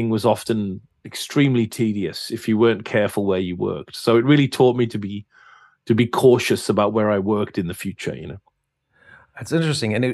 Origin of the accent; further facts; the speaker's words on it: England, United Kingdom; Yeah, yeah, I'm English.